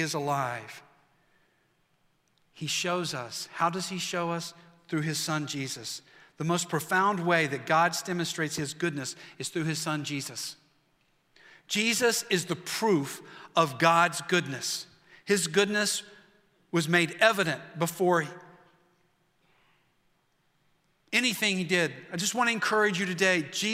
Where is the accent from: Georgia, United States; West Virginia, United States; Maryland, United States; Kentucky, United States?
West Virginia, United States; I'm from West Virginia.